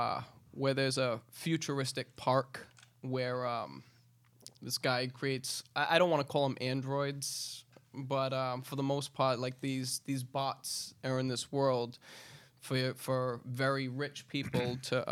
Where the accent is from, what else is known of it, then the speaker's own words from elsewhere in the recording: Fall River, Massachusetts, United States; yes. Born and raised.